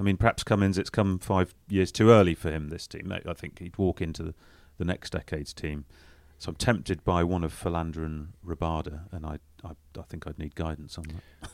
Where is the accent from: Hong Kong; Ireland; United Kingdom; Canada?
United Kingdom; England; as Englishman